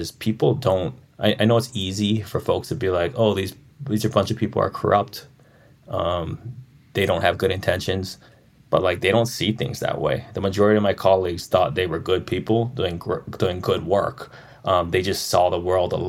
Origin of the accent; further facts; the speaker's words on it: Maui, Hawaii, United States; I just looked like someone from Maui. I talked like someone from Maui. I didn't hide my accent